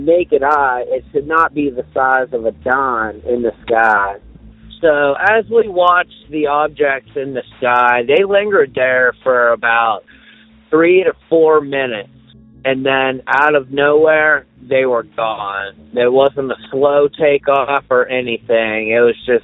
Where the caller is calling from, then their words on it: Boulder, Colorado, United States; I am from Boulder, Colorado, and I'm calling to report a UFO sighting